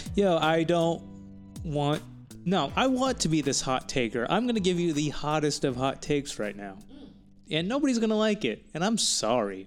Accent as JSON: {"language": "English", "region": "Texas", "country": "United States", "said": "I'm from Texas"}